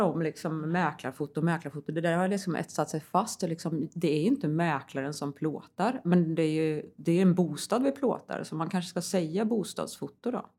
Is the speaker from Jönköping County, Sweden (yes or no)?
no; Västergötland, Västra Götaland, Sweden; moved away; also born or lived in Värmland; Jag kommer ju från Västergötland från början